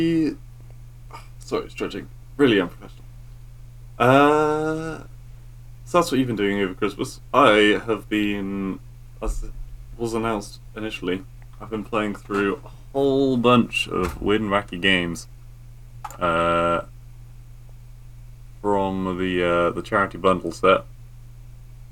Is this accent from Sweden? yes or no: no; England, United Kingdom; I'm English